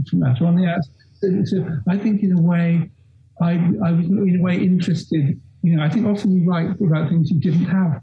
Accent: London, United Kingdom; I grew up in London and spent my whole youth in London

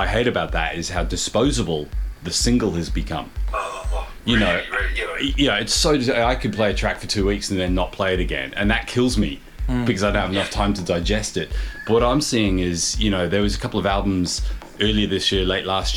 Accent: New Zealand; moved away as an adult; also born or lived in London; I grew up in New Zealand and, you know, playing guitar in rock bands

